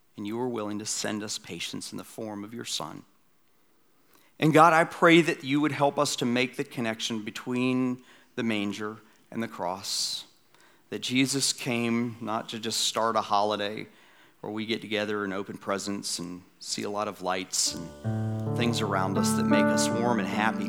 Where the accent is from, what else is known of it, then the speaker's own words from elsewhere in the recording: Atlanta, Georgia, United States; my hometown, Atlanta